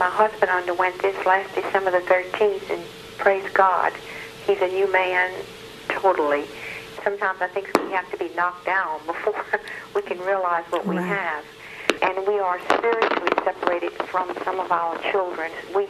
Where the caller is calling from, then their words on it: South Louisiana, United States; I'm calling you from South Louisiana